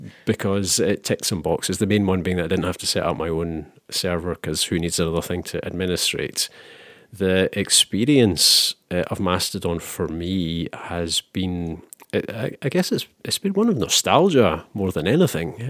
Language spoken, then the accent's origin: English; Scotland, United Kingdom; I'm from Scotland